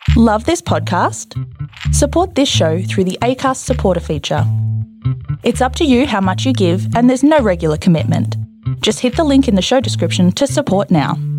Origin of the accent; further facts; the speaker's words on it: Perth, Western Australia, Australia; I grew up in Perth in the 1960s and 70s and supported the East Perth footy team